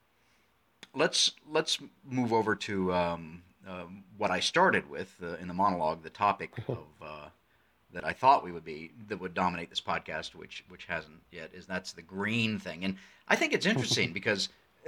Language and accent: English; United States; I'm speaking as an American